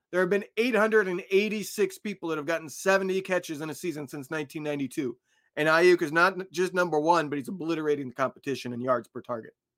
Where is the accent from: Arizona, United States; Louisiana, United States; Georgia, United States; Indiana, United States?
Indiana, United States; I grew up in Indiana